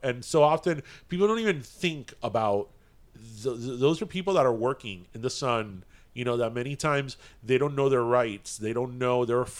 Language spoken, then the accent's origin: English; Florida, United States; We are from Florida